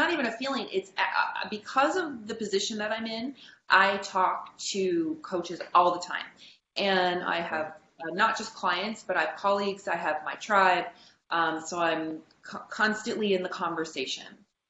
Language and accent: English; Canada; for me as a Canadian, I wanted to stay in Canada. That was important to me.